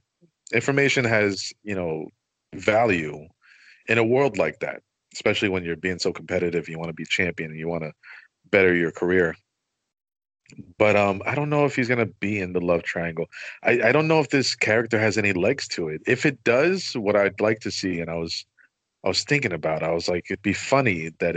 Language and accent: English; New Jersey, United States; growing up in New Jersey